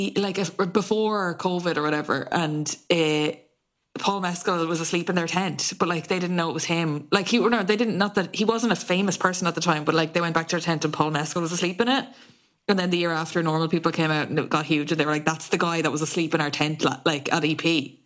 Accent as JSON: {"language": "English", "country": "Ireland", "said": "feeling connected to each other as Irish people"}